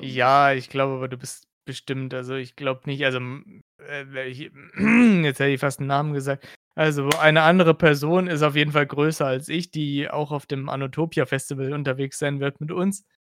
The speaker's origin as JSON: {"language": "German", "region": "Hesse", "country": "Germany", "said": "ich bin kein Sachs, ich bin eigentlich Hesse"}